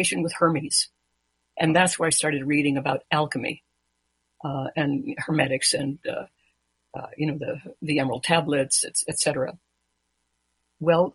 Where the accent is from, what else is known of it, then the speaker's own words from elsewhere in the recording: Mexico; now in United States; I was born in Mexico. I'm a naturalized American citizen